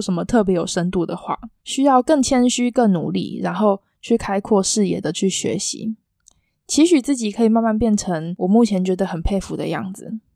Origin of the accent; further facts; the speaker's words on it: Taiwan; 我也是身为台湾人的一份子